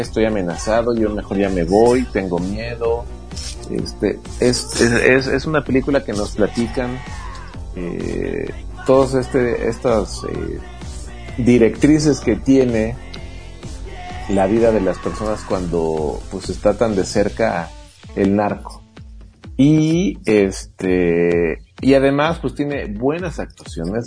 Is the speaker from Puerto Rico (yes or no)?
no; Mexico City, Mexico; now in Oaxaca, Mexico; yo soy de la Ciudad de México